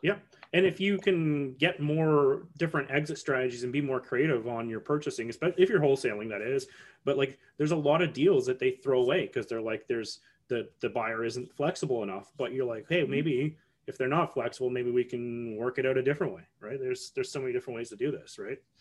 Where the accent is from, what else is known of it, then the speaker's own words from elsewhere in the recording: Canada; as a Canadian